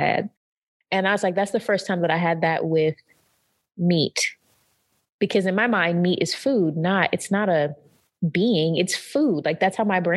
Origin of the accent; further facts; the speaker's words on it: North Carolina, United States; moved away; growing up in North Carolina, we have a ton of pig